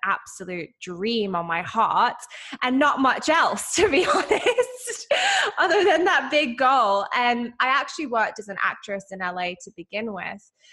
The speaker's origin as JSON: {"language": "English", "region": "London", "country": "United Kingdom", "tie": "born or raised there", "also_born_or_lived": "Derbyshire", "moved": "as an adult", "lives_now": "Los Angeles, United States", "said": "you can hear from my accent i'm not from america like i grew up in i grew up in london and then my family moved to derbyshire"}